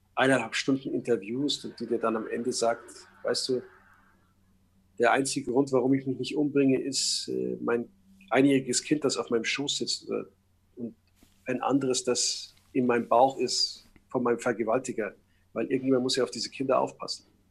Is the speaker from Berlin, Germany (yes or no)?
no; Munich, Bavaria, Germany; ich bin ja in München geboren und aufgewachsen